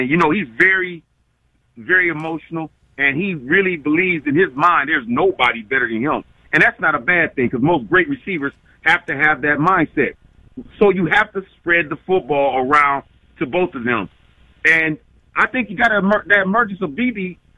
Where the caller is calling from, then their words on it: Toledo, Ohio, United States; I'm calling from Toledo, Ohio. I've been a fan since 73. Mm-hmm. I'm 51